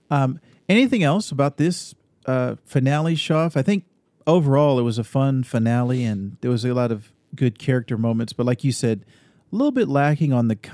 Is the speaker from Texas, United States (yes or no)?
yes; Austin, Texas, United States; born there; And I was born in Austin, Texas. So when I was growing up, I also kind of I I, I didn't have any memories of living in Texas